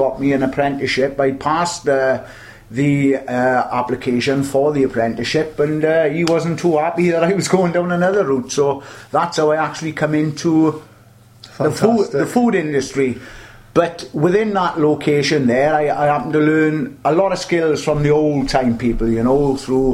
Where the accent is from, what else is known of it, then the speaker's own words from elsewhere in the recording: the Valleys, Wales, United Kingdom; moved away as an adult; I'm from the Valleys myself, I moved down here then in about 1979